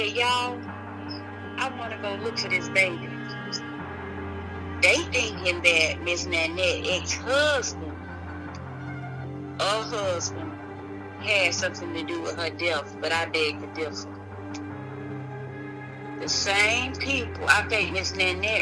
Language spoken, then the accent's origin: English; Boone, Alabama, United States; moved away as an adult; now in Montgomery, United States; I'm not from here. I'm from Boone, Alabama